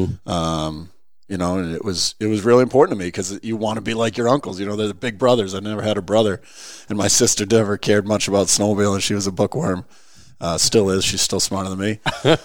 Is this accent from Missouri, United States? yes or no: no; Lakes Region, New Hampshire, United States; I grew up in the Lakes region, and in the 80s, we used to have real winters down there